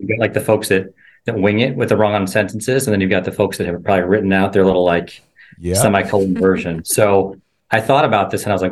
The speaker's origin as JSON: {"language": "English", "town": "Chicago", "region": "Illinois", "country": "United States", "moved": "as an adult", "lives_now": "Milwaukee, United States", "said": "So I'm from Chicago. So I stick with my Chicago teams for the most part. I have been in Milwaukee now almost 6 years"}